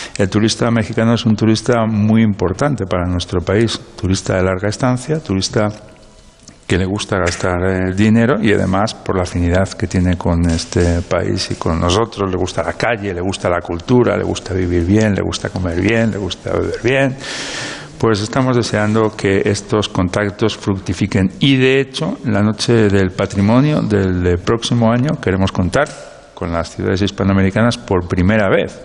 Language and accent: Spanish; Castile and León, Spain; now in Salamanca, Spain; nosotros somos castellanos